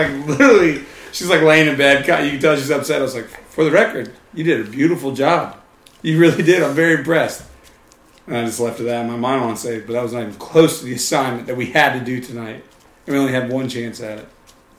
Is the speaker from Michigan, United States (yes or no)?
no; North Carolina, United States; because we're from North Carolina.